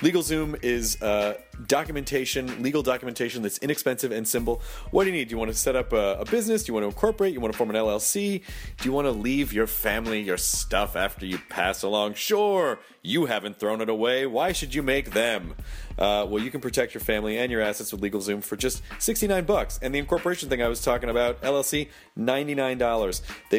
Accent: California, United States; now in Indiana, United States; It's really cold here in Indiana. Not to the people who live here, of course, but we're from California, and our skin is made of phyllo dough.

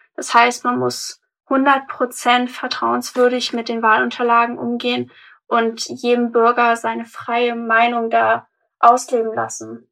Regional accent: Hamburg, Germany; ich bin 18 und ich komme aus Harburg

